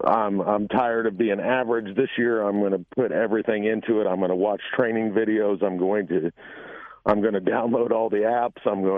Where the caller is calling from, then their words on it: Effingham, Illinois, United States; Effingham, Illinois.